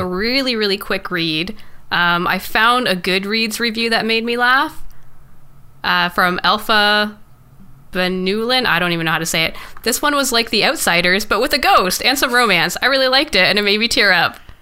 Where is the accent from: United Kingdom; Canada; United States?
Canada